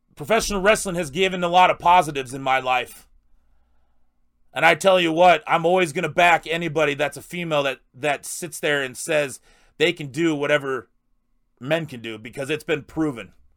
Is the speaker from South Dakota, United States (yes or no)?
yes; South Dakota, United States; I'm a South Dakota guy. I, I grew up in South Dakota